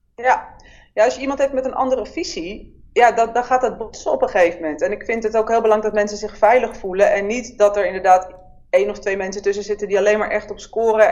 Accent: Amsterdam, North Holland, Netherlands; geboren in Amsterdam in 1977

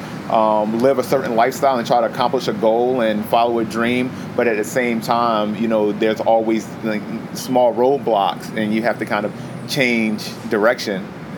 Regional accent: Chesapeake, Virginia, United States; Born and raised in Hampton Roads. Went to Indian River High School and then went to Old Dominion after I graduated. In the South Norfolk area of Chesapeake

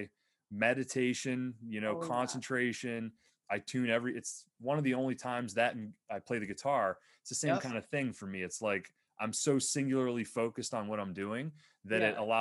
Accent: Pennsylvania, United States; I grew up in Pennsylvania, like on the New York state line, south of Buffalo

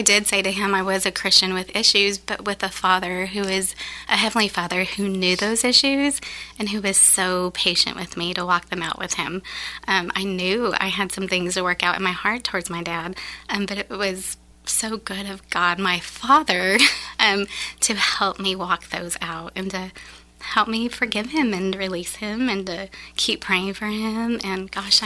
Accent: Wyoming, United States; moved away as an adult; now in Sulphur Springs, United States; I'm from Wyoming

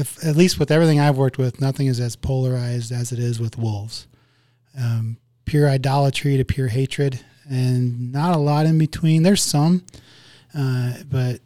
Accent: Iowa, United States; moved away as an adult; now in Wyoming, United States; Well, I grew up in Iowa. I haven't lived there since I was 18, but grew up on a farm and Midwest

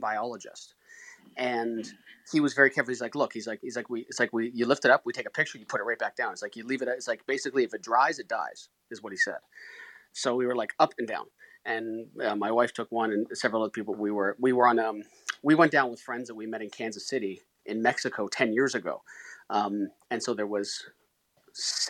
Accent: Canada; I'm Canadian.

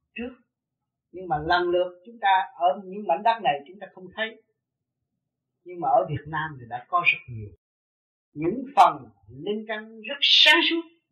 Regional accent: Vietnam; mình người Việt Nam mộc mạc

